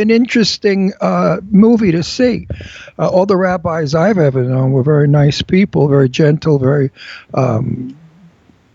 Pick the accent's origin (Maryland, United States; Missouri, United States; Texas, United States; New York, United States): New York, United States; also born or lived in Pennsylvania; now in California, United States; I'm a New Yorker